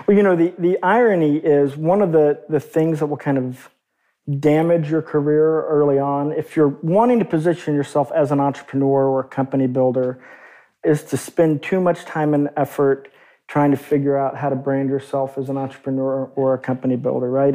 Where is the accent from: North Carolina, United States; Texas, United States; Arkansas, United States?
Arkansas, United States; growing up in Arkansas